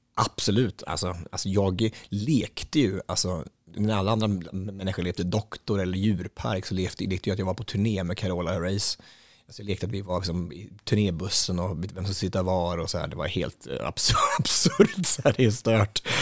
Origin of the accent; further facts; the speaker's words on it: Östansjö, Örebro County, Sweden; I Östansjö där jag kommer ifrån, det är inte särskilt stort, det är ganska så litet och det ligger utanför Hallsberg, Gnällbältet i Närke